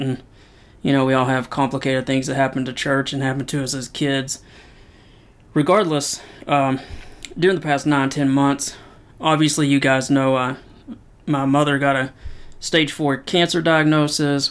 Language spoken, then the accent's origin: English; Knoxville, Tennessee, United States; I'm from Knoxville, Tennessee, and you can't be from Knoxville, Tennessee and not be a huge Tennessee Vol fan.